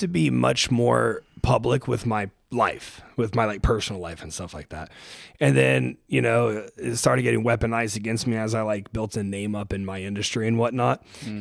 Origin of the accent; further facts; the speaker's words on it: Springfield, Ohio, United States; moved away as an adult; also born or lived in Cincinnati, Ohio; now in Austin, United States; I grew up in Springfield, Ohio